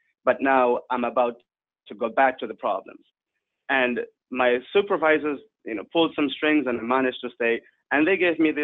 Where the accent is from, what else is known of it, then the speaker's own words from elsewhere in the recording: Angola; also born or lived in South Africa; now in Netherlands; I was born in Angola during the Civil War, and right at the end of it, I moved to South Africa